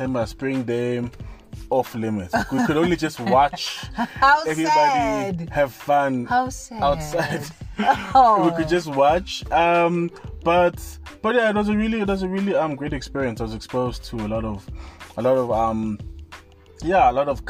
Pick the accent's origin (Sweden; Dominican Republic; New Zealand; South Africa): South Africa; Vosloorus, Gauteng; I'm from Foslo, born and bred in Foslo